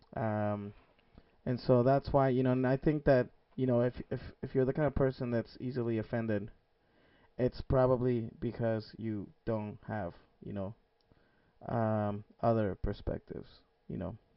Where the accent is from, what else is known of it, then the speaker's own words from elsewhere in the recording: Mexico; I grew up in Mexico, being the only Asian-looking kid